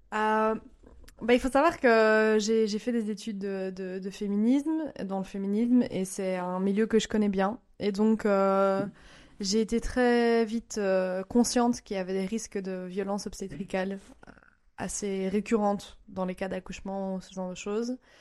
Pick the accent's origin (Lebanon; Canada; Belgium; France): Belgium; moved away as an adult; now in Japan; Je viens de Belgique et j'ai vécu aussi un an au Japon avec mon mari japonais.